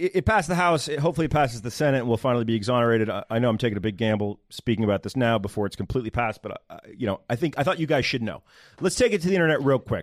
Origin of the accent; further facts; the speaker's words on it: Northern Virginia, United States; I'm from Northern Virginia, the good part, the part that West Virginia wants to take